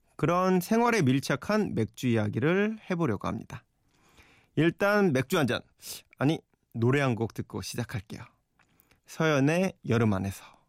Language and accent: Korean; Yeoju, Gyeonggi Province, South Korea; moved away; 제 고향 여주 친구 모임에